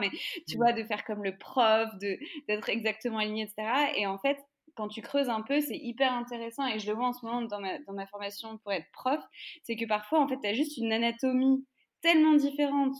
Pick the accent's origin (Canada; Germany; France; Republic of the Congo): France; nous en France, en fonction de évidemment là où tu grandis, moi, là où j'ai grandi